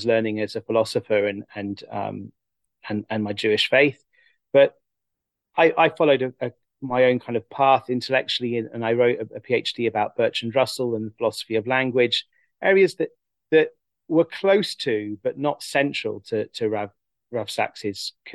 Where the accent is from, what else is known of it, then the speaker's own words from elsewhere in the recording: England, United Kingdom; growing up in England, as someone interested in philosophy and thought, and was also religious